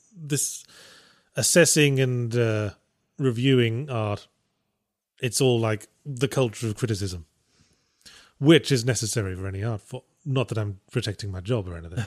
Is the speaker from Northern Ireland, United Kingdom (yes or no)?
no; near Birmingham, West Midlands, United Kingdom; accent: slightly posh, mixed regional; also born or lived in North of England; I was raised closer to, closer to Birmingham, which has that very sort of hapless, brummy sort of accent.